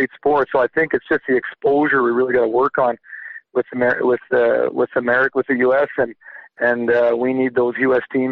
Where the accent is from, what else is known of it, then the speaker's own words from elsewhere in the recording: Canada; I'm Canadian